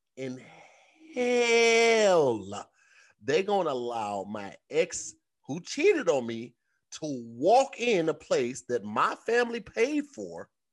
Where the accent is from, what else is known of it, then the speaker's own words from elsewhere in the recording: St. Louis, Missouri, United States; moved away as an adult; now in Los Angeles, United States; growing up in Saint Louis